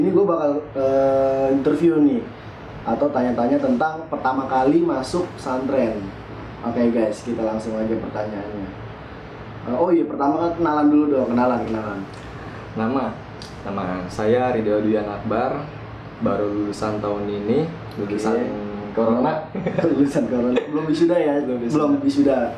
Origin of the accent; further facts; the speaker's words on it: Java, Indonesia; kita orang Jawa